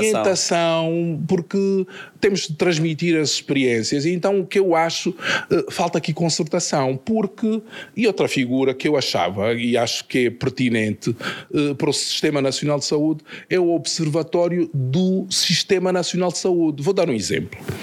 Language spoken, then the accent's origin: Portuguese; Luanda, Luanda Province, Angola; de onde nasci, na cidade de, de Luanda